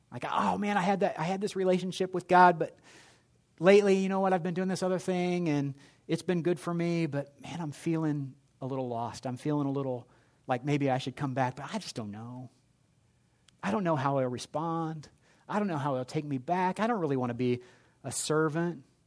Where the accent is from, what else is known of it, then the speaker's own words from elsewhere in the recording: Indianapolis, Indiana, United States; I grew up in Indianapolis